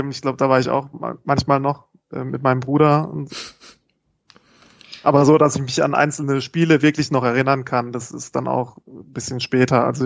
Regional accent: Baden-Württemberg, Germany; Ich komme halt auch vom Dorf, ich komme nicht direkt aus Freiburg

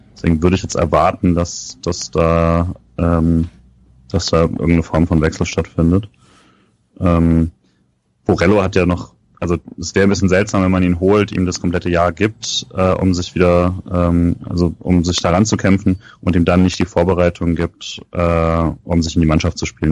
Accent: Rhineland-Palatinate, Germany; wo ich groß geworden bin, war ja auch Südpfalz

